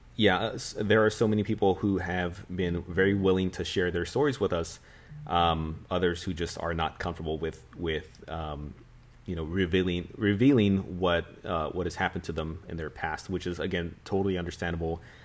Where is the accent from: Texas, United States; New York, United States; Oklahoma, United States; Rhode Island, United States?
Texas, United States; San Antonio; being a San Antonian, being a Texan